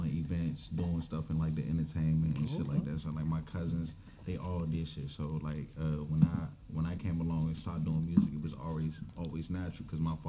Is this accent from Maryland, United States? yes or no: yes; Glenarden, Maryland, United States; I grew up in Glenarden.